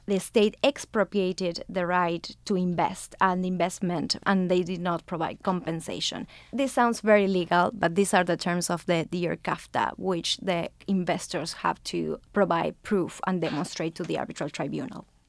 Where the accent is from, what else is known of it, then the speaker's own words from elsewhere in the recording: Argentina; now in New York, United States; I'm originally from Argentina